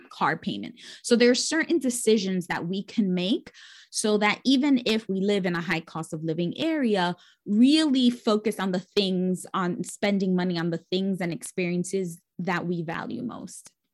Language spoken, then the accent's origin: English; New York City, New York, United States; I grew up born and raised in New York City, bor-, uh, raised in the Bronx, the poorest borough in the city